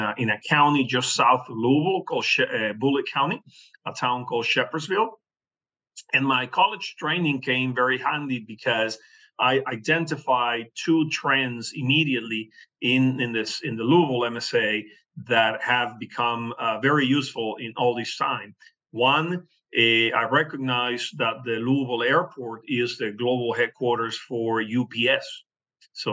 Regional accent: Venezuela; English is a second language; moved away as an adult; also born or lived in Oklahoma City, United States / Miami, United States / Kentucky, United States; now in United States; I was born in Venezuela, and my college degree is in urban planning. I had my own property appraisal practice down in Venezuela

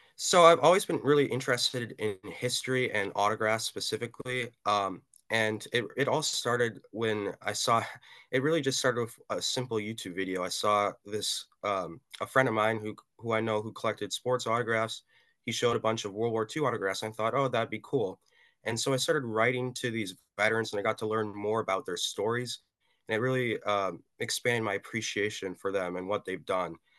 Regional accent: Madison, Wisconsin, United States; I'm a teenager from Madison, Wisconsin

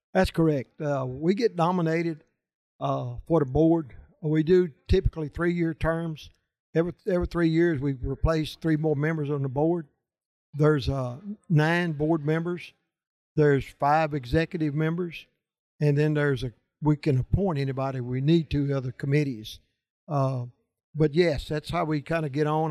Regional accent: Louisiana, United States; I'm from Louisiana.

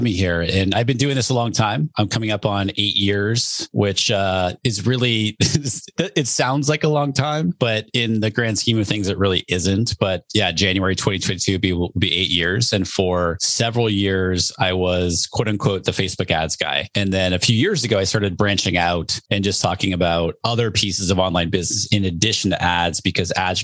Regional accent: New Hampshire, United States; I grew up in New Hampshire

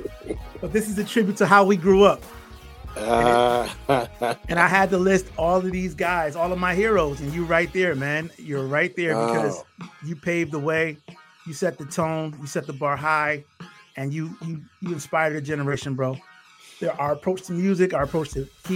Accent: Bridgeport, Connecticut, United States; I grew up in Bridgeport, Connecticut, and Connecticut is a small state

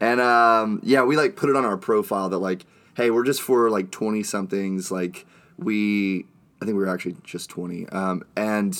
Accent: Dallas, Texas, United States; I'm from Highland Park in Dallas, Texas. I was just kind of a church kid, honestly, growing up

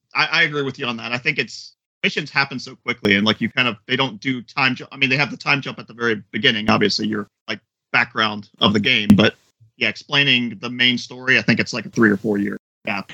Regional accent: Florida, United States; I am from Florida.

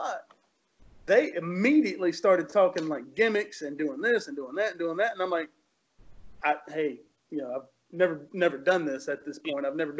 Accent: Marion, Virginia, United States; I grew up in Marion, Virginia, which is a tiny, tiny little town, and there's not a whole lot, right?

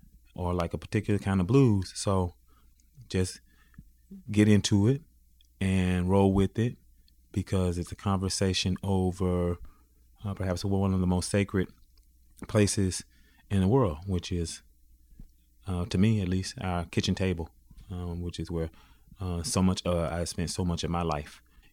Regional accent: Greenville, United States; moved away; my hometown, Greenville

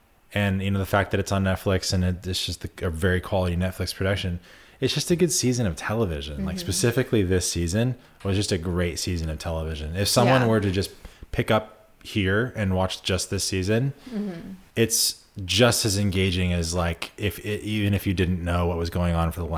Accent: United States; I also, as an American, until watching The Crown, didn't give a fuck about the royal family or know anything about them.

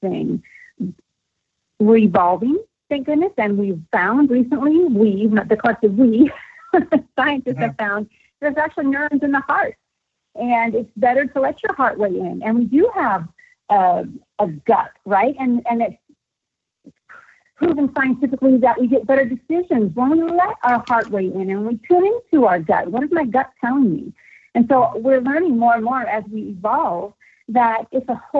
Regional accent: the Bay Area, California, United States; I grew up in the Bay Area

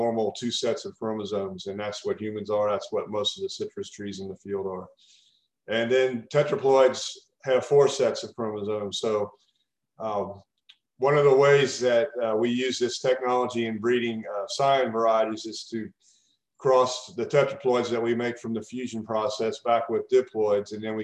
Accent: Kentucky, United States; moved away as an adult; now in Florida, United States; I grew up in Kentucky, and I did my PhD at the University of Kentucky

